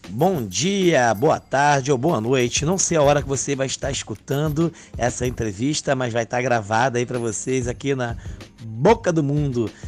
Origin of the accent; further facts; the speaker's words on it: Rio de Janeiro, Brazil; sou nascido e criado no Alto da Boa Vista